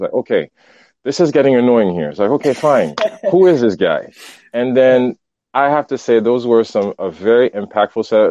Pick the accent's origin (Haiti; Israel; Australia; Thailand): Haiti; now in Montreal, Canada; growing up in Haiti